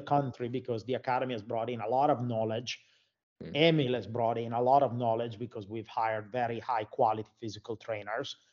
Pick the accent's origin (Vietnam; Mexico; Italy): Italy; moved away as an adult; also born or lived in Florida, United States / Finland; I'm from Italy.